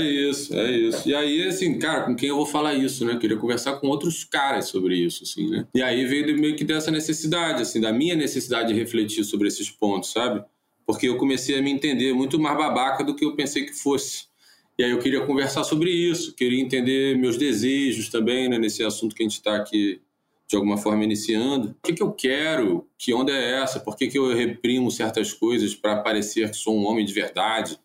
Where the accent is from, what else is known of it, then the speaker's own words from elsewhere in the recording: Niterói, Rio de Janeiro, Brazil; also born or lived in São Paulo; now in Rio de Janeiro, Brazil; sou de Niterói, mas hoje moro na zona sul do Rio, já morei em São Paulo